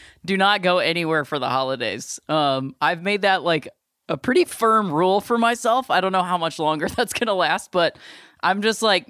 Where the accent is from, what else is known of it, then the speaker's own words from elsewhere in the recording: Akron, Ohio, United States; now in Los Angeles, United States; I'm from Akron, Ohio